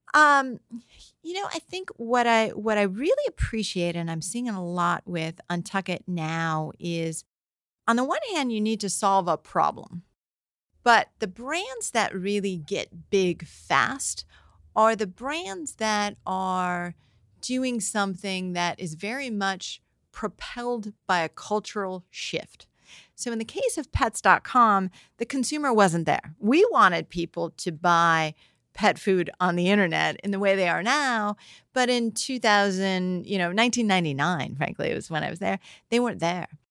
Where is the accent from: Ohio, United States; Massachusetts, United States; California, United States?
California, United States; San Francisco; we grew up in San Francisco